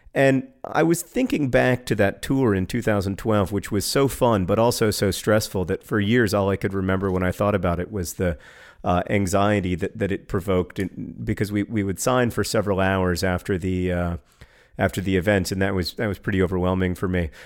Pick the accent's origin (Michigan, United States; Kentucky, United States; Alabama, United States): Alabama, United States; Birmingham; was born in Birmingham, Alabama, uh, my hometown